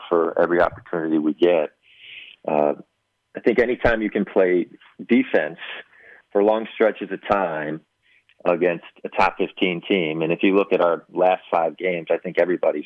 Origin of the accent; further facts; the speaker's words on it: Chicago, Illinois, United States; moved away; I grew up in Chicago.